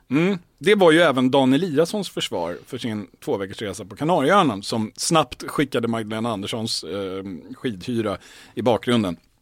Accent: Stockholm, Stockholm County, Sweden; jag som är stockholmare

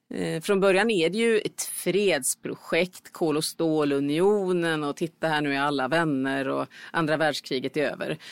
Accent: Sweden; som svensk

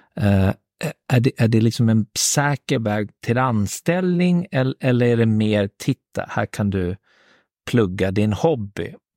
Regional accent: Märsta, Stockholm County, Sweden; Märsta där jag kommer ifrån

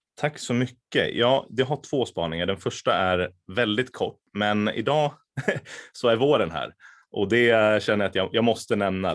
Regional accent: Västerås, Västmanland, Sweden; also born or lived in Lebanon; jag är från Västerås från början

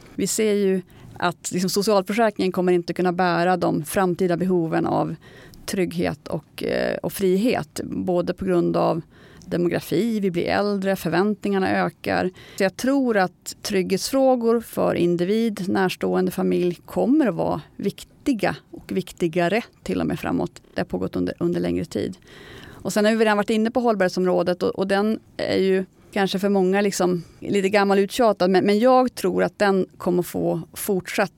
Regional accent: Norrland, Sweden; som norrlänning som jag är

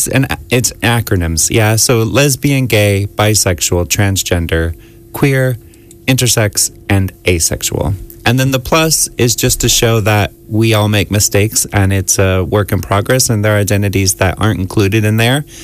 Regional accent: Florida, United States; moved away as an adult; also born or lived in San Francisco; now in Ireland; I'm from the United States. Right, what part? Yeah, Florida, mostly.

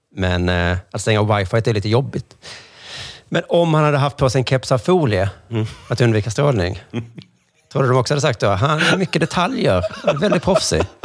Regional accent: Sweden

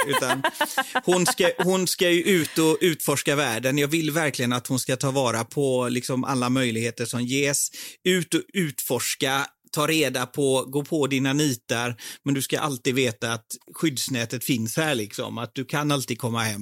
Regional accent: Partille, Västra Götaland, Sweden; moved away as an adult; also born or lived in India; now in London, United Kingdom; jag är uppvuxen i, i Sävedalen, i Partille utanför

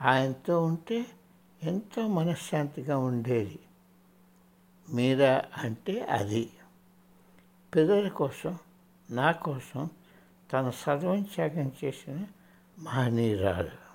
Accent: India; నేను భారతదేశంలో పెరిగాను

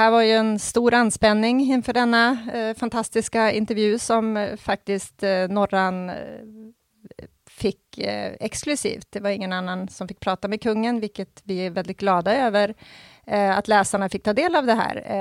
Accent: Norrland, Sweden; Jag, jag är från Norrland

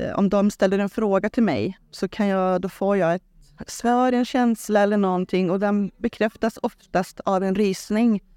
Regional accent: Trollhättan, Västra Götaland, Sweden; född och uppvuxen i Trollhättan så jag bor där

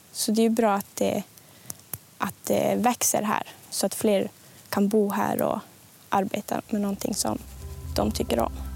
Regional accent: Junosuando, Norrbotten County, Sweden; jag är från Junosando

